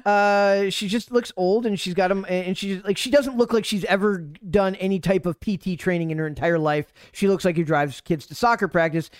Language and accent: English; Minnesota, United States; I'm from Minnesota